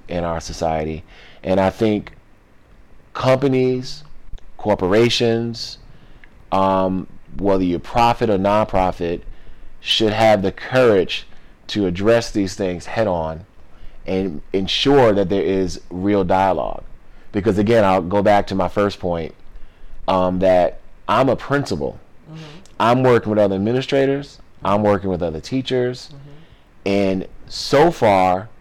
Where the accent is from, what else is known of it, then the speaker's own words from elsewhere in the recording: New York, United States; I grew up in New York